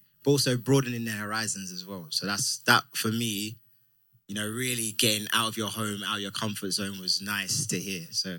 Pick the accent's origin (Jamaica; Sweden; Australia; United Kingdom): United Kingdom; moved away; We're from the UK. So obviously being out of home, being Ghanaian, where I'm from